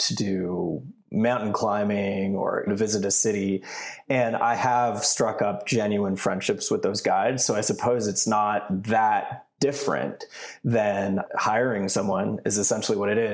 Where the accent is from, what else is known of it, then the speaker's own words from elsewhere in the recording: Canada; moved away; I grew up in Canada